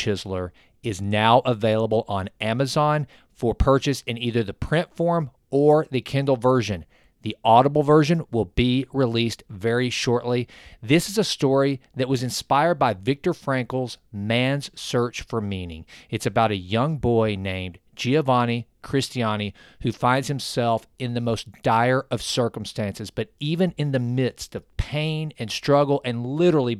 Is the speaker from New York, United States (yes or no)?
no; East Texas, United States; accent: East Texan; my East Texan accent